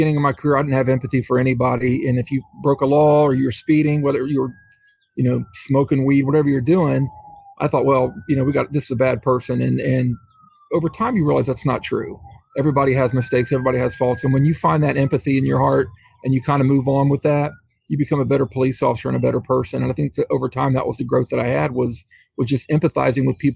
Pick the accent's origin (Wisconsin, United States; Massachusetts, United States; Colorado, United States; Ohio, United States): Ohio, United States; Middletown; I was the police chief here in Middletown, Ohio, which is right by Cincinnati. I was the police chief for 5 years. I was a police officer here in the same city for 30 years. And this is where I live. It's my hometown.